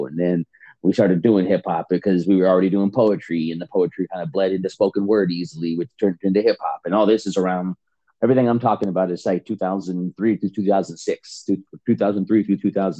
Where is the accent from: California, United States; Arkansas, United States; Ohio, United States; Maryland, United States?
California, United States; San Bernardino; also born or lived in Fontana, California / Riverside, California / Rancho Cucamonga, California; I'm from San Bernardino, California.